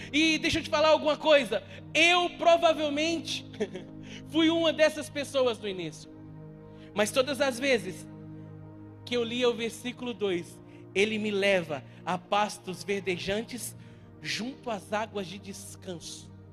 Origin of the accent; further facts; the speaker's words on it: Minas Gerais, Brazil; eu como bom mineiro